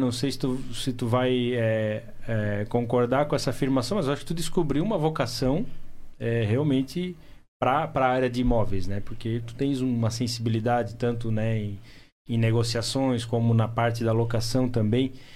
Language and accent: Portuguese; Blumenau, Santa Catarina, Brazil; eu falei que é da região do Blumenau